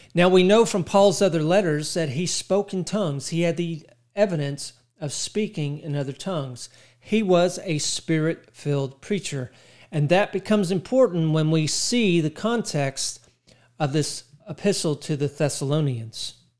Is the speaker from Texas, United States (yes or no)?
yes; Texas, United States; In my mind, I'm Texan